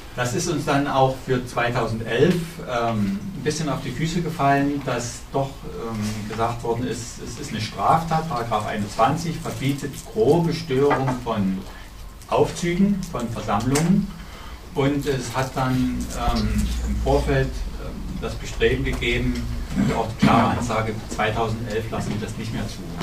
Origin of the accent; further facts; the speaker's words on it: Dresden, Saxony, Germany; Ich bin Dresdner Bürger